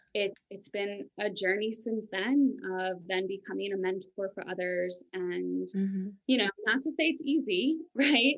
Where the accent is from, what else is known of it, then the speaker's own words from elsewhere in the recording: New York, United States; moved away as an adult; also born or lived in San Francisco / Denver area, Colorado; now in Denver, United States; I grew up in New York. So I was a city girl